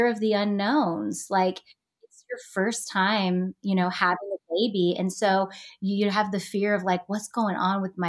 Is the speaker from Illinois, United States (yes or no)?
no; Texas, United States; moved away as an adult; also born or lived in Los Angeles, United States; back here in my hometown after 7 years in LA, being back in Texas